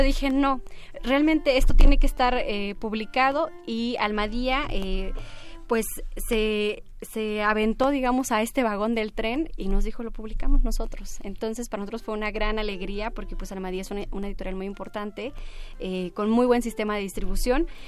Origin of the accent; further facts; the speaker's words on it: Caballo Rucio, Oaxaca, Mexico; also born or lived in Baja California; yo nací en, la comunidad mixteca, porque mis padres emigraban